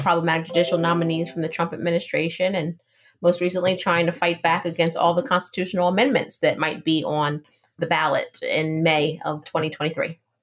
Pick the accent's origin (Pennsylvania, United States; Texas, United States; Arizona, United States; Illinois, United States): Pennsylvania, United States; West Chester; also born or lived in North Carolina; I grew up in Westchester, Pennsylvania, Chester County, about uh, 35 minutes outside of Philadelphia.